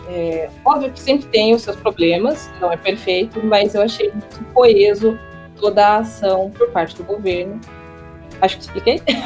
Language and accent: Portuguese; Brazil; moved away as an adult; now in United Kingdom; sou brasileira sim, sou mestiça sim